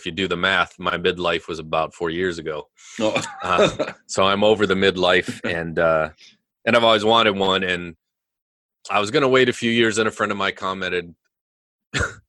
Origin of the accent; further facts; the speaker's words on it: near Henry, South Dakota, United States; I grew up near Henry, South Dakota, so very rural area